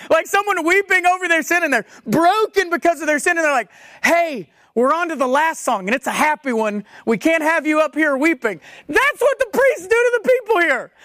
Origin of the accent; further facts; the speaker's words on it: United States; as American Christians